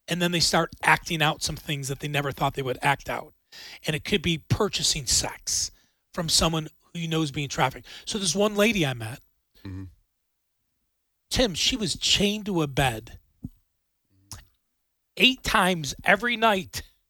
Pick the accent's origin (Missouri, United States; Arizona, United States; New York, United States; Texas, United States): New York, United States; Buffalo; I don't want that in my hometown of Buffalo, New York